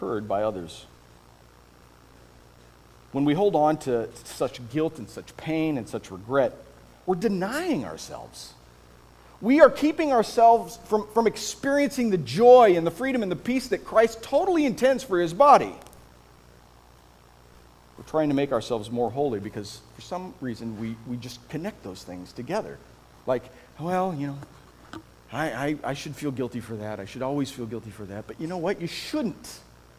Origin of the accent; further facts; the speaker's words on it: Iowa, United States; moved away; I grew up in Iowa.